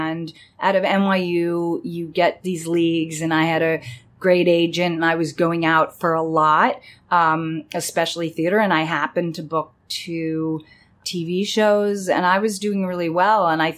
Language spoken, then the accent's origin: English; New York City, New York, United States; also born or lived in Los Angeles; I grew up in New York City